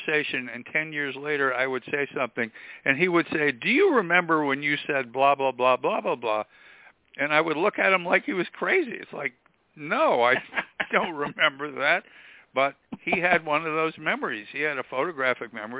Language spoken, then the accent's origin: English; Stamford, Connecticut, United States; also born or lived in Manhattan, New York; I grew up in Stamford, Connecticut, and I was born I was born in Manhattan